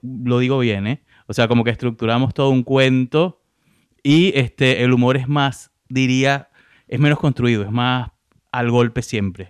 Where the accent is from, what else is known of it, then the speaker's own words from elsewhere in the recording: Venezuela; moved away as an adult; now in Argentina; rutina que me funcionaba en mi país, acá no me funcionaba